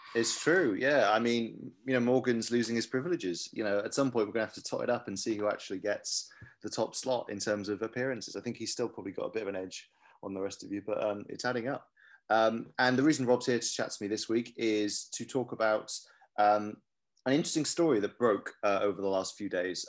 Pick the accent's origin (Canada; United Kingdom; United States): United Kingdom; Cardiff, Wales; I'm from Cardiff. I love Cardiff